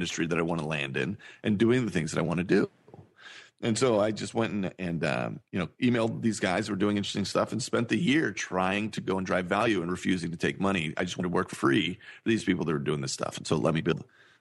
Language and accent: English; Cowgill, Missouri, United States; also born or lived in California; I grew up on a farm in Missouri, right? I lived in a town called Cowgill, Missouri